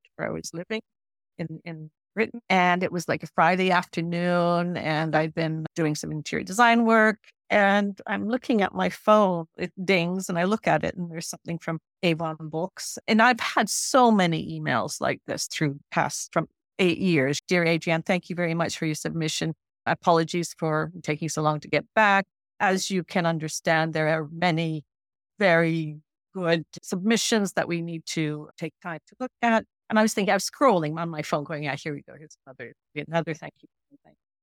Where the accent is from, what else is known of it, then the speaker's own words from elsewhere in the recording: Newfoundland and Labrador, Canada; moved away; I'm a Newfoundlander. I went back to Newfoundland